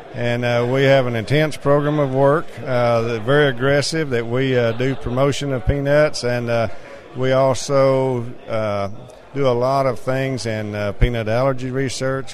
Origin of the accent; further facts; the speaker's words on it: Texas, United States; I'm a farmer from Texas